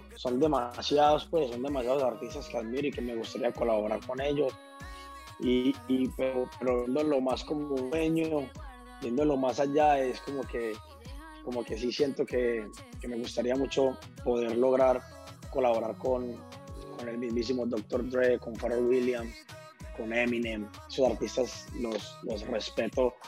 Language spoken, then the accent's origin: Spanish; Colombia; en mi país somos, somos un país muy rico en, en, en todos estos ritmos tropicales